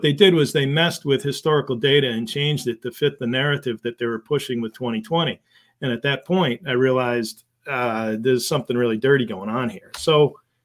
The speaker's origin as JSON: {"language": "English", "town": "Windsor", "region": "Connecticut", "country": "United States", "tie": "born or raised there", "moved": "yes", "lives_now": "Massachusetts, United States", "said": "I grew up in Connecticut."}